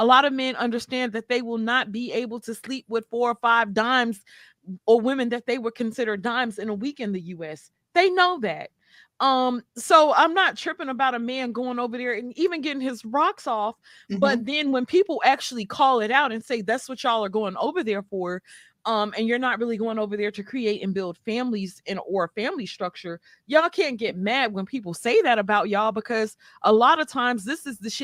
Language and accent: English; the South, United States; I'm from the South